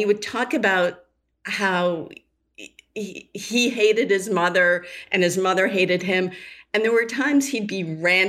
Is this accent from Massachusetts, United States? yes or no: yes; Boston, Massachusetts, United States; I grew up in the Boston area